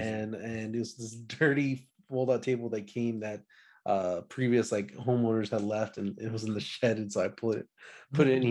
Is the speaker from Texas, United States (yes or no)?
yes; Dallas, Texas, United States; I'm from Dallas, Texas